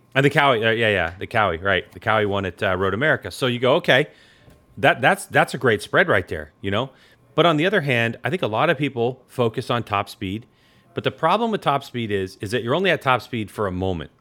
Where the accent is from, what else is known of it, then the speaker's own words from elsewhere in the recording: Northeast, United States; moved away; I'm originally from the Northeast